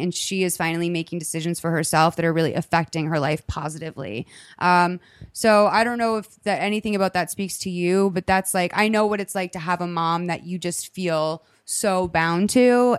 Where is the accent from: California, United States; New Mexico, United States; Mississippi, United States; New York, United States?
California, United States; now in San Diego, United States; I was born and raised in California